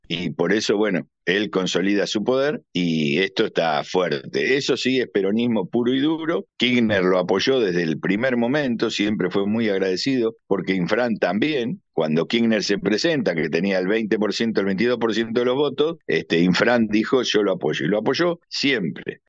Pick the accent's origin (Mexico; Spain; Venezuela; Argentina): Argentina; como argentino